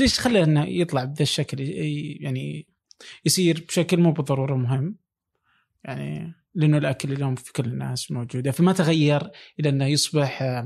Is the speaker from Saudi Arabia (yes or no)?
yes; Saudi Arabia; moved away